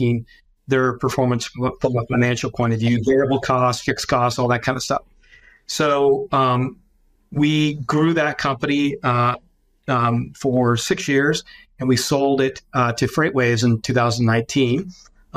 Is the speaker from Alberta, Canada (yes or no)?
no; London, Ontario, Canada; I'm Canadian, so I'm based in London, Ontario. I have never changed my location